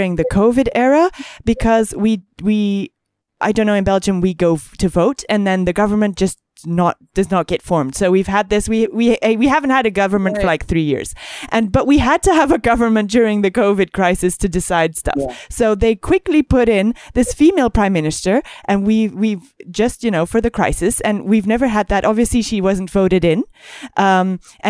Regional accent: Greece; I grew up in Greece

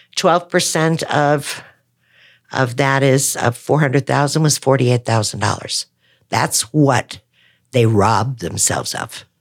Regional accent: Wisconsin, United States; moved away; I'm a Wisconsin girl

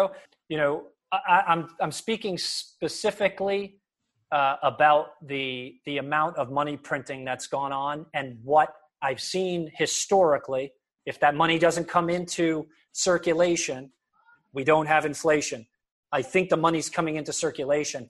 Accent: United States; I was just born in America

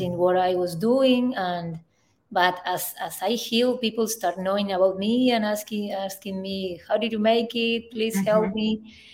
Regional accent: Northwest Argentina, Argentina; moved away; I am from Argentina, in the, in the north northwest of Argentina.

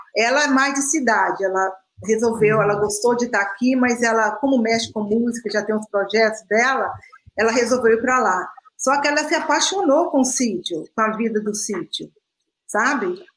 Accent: Minas Gerais, Brazil; moved away as an adult; also born or lived in Canada; Sou mineira uai

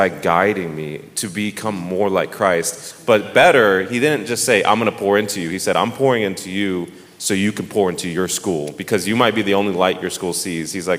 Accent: Dallas, Texas, United States; moved away; I am from Dallas, Texas, my whole life

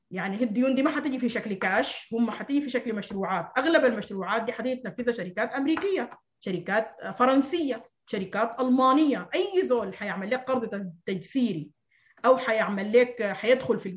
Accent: Sudan; هل ما من حقنا كسودانيين آه، يعني نفرح بانه قالوا حيعفوا ديوننا

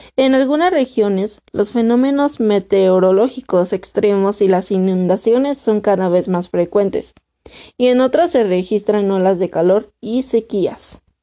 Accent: Mexico; actualmente en mi país tenemos escasez de agua, México

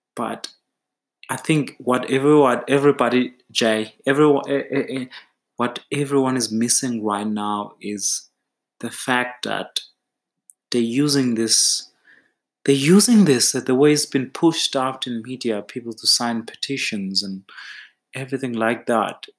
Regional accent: Eastern Cape, South Africa; I'm from the Eastern Cape

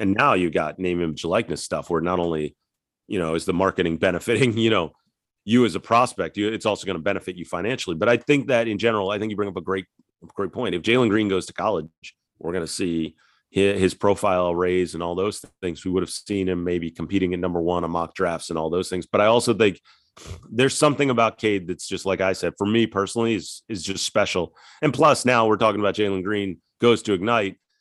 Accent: West Chester, Pennsylvania, United States; moved away; also born or lived in Ithaca, New York; I grew up outside of Philadelphia, Westchester, P

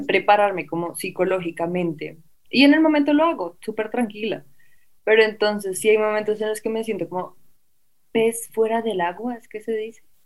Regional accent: Colombia; Como uno como colombiano

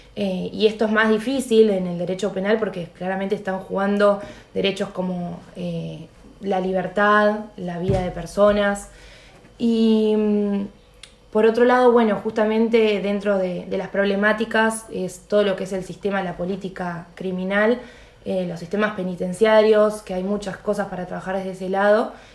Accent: La Plata, Buenos Aires Province, Argentina; yo soy platense

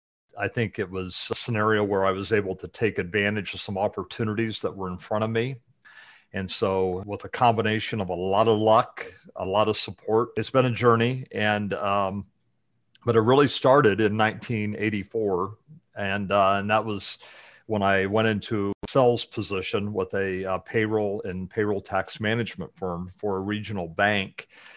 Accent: Muncie, Indiana, United States; But about me, I grew up in Indiana, in the Muncie area, just north of Indy.

